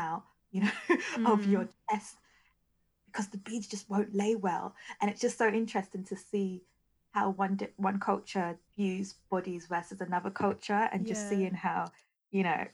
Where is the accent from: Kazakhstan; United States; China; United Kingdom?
United Kingdom; I'm a British-born Nigerian, so I have a slightly different culture to a Nigerian-born Nigerian.